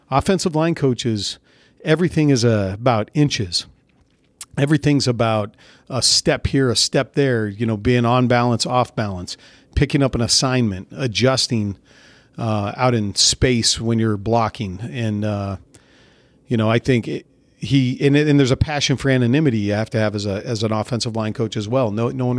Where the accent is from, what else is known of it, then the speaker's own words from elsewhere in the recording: California, United States; So the guys in the neighborhood that I grew up in Central California, they played tackle football without pads.